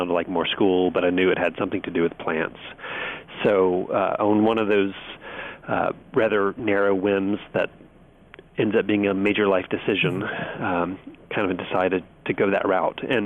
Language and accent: English; Birmingham, Alabama, United States; now in Washington, D.C., United States; I grew up in Birmingham, Alabama